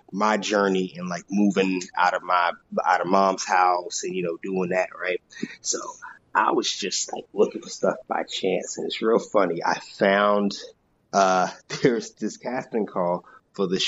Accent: Owings Mills, Maryland, United States; moved away as an adult; also born or lived in Long Island, New York / Oregon / Portland; now in Los Angeles, United States; I was born on Long Island, really, but I moved to Maryland when I was two. So I rep Maryland, Baltimore all the way

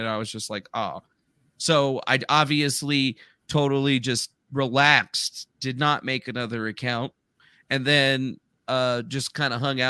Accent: Arizona, United States; now in Carson City, United States; I'm from Arizona, but I live in Nevada now, up in Carson City, like northern Nevada.

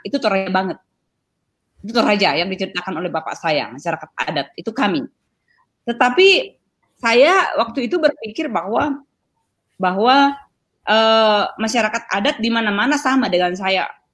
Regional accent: Toraja, South Sulawesi, Indonesia; moved away as an adult; Jadi wilayah adat saya di Toraja namanya Madandan. Saya kalau di, mengidentifikasi diri saya, karena kampung saya, wilayah adat saya masih ada, makanya saya disebut orang Madandan

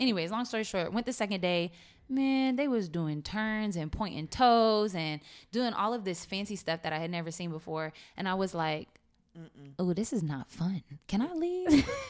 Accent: Sacramento, California, United States; now in Dallas, United States; I am from Sacramento, California, born and raised.

